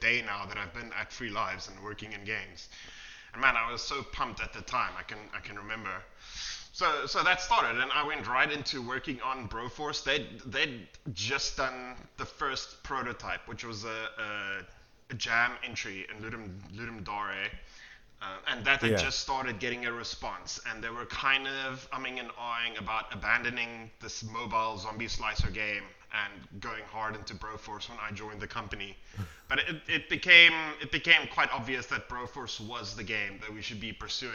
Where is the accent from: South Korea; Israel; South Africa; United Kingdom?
South Africa; We're from South Africa. So I mean, if you're growing up in South Africa